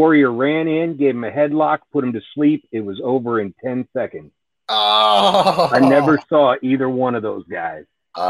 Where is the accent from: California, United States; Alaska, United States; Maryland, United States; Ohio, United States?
Alaska, United States; I grew up in Alaska.